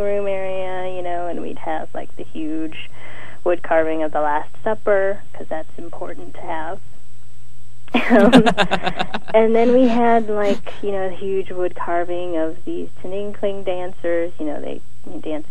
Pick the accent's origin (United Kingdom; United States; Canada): United States; Pittsburgh, Pennsylvania; moved away as an adult; now in San Francisco, United States; I was born in Pittsburgh, and I was born and raised there, and I moved to San Francisco after high school